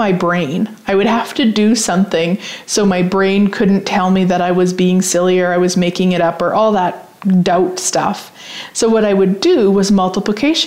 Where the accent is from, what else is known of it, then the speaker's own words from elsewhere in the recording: Saskatchewan, Canada; I'm from Saskatchewan